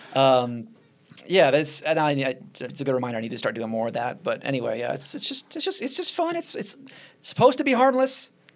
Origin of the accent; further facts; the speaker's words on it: Nashville, Tennessee, United States; moved away; my hometown in Nashville